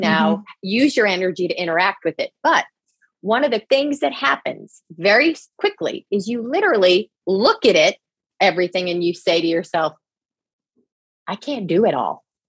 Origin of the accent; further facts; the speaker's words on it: New Jersey, United States; also born or lived in Boston; I grew up in New Jersey. I grew up on a small farm. I live in New Jersey